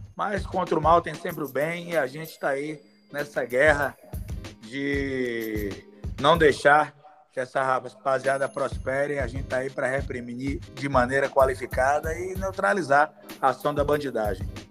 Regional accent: São Sebastião do Passé, Bahia, Brazil; São Sebastião é uma cidade do meu coração, onde eu me criei, onde eu cidade de infância

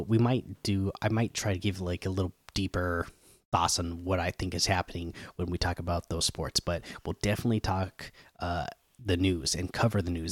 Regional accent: Oregon and Washington, Pacific Northwest, United States; growing up in Oregon and uh, Washington

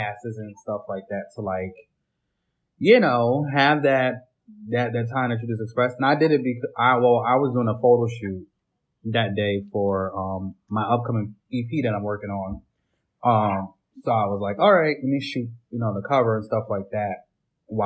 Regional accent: Connecticut, United States; I'm from Connecticut

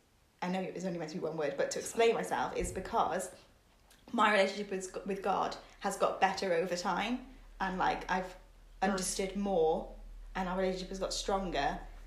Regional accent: Cardiff, Wales, United Kingdom; moved away as an adult; now in Bristol, United Kingdom; I'm originally from Cardiff. You might be able to tell from my accent, but I moved to Bristol 7 years ago for university and have just stayed here.

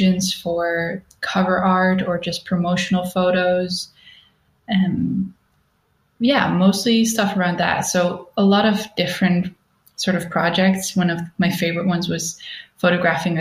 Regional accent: Netherlands; moved away as an adult; also born or lived in Stockholm, Sweden; now in Berlin, Germany; I'm originally from the Netherlands

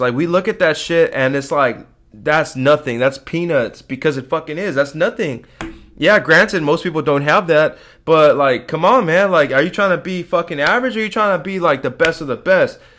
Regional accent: United States; as an American

